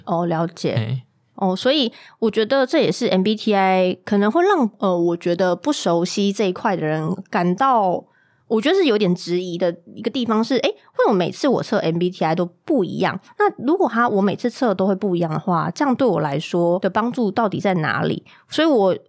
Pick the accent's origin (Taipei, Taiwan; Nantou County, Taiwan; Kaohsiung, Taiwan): Kaohsiung, Taiwan; 我们这一群高雄人